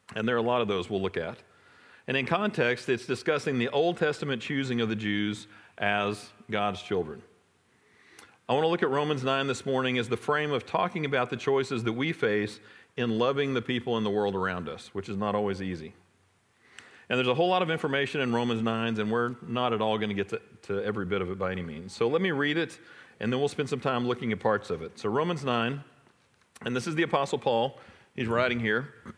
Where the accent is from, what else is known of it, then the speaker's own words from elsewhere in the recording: Irving, Texas, United States; I grew up in Irving, not too far from here